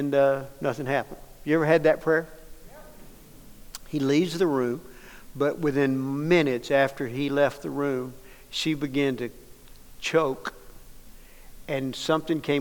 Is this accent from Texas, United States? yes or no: yes; Dallas, Texas, United States; I grew up in Dallas